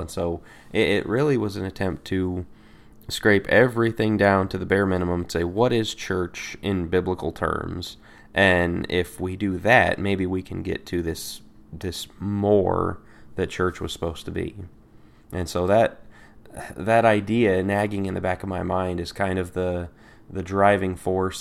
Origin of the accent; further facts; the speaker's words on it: Colorado, United States; I'm from Colorado